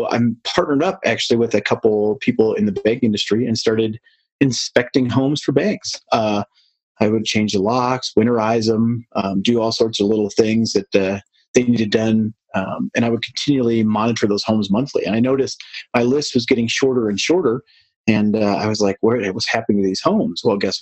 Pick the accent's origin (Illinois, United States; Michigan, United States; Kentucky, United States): Michigan, United States; Detroit; moved away as an adult; now in Colorado, United States; I'm from the Midwest, the Detroit area, and found my way out to Colorado